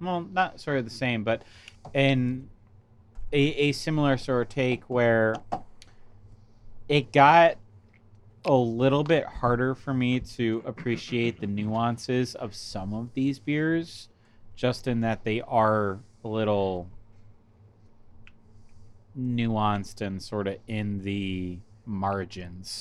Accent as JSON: {"language": "English", "country": "United States", "said": "being an American"}